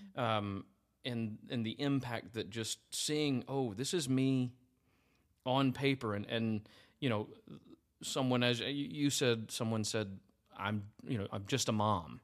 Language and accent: English; United States; I just remember being an American living over there